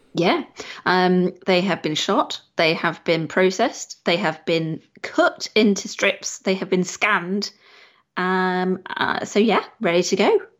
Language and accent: English; United Kingdom; we are British